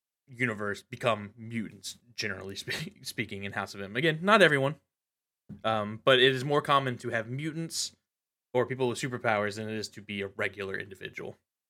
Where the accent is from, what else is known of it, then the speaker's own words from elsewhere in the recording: United States; My right as an American to be ignorant and wrong.